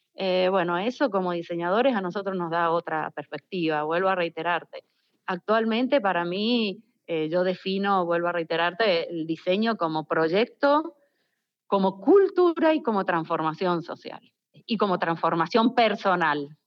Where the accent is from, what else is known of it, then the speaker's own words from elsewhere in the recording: Mendoza, Argentina; now in San Juan, Argentina; Por más que soy mendocina